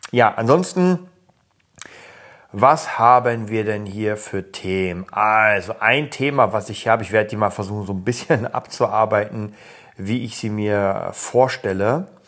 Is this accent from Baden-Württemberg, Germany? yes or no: no; Berlin, Germany; ich komme aus Kreuzberg und ich weiß, wie es damals war.